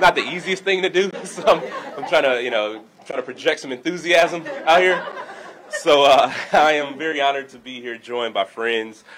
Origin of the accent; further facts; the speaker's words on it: Milwaukee, Wisconsin, United States; my hometown, the city of Milwaukee